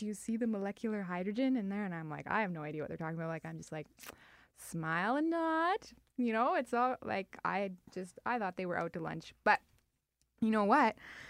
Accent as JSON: {"language": "English", "town": "Winnipeg", "region": "Manitoba", "country": "Canada", "said": "I grew up on the farm, small town."}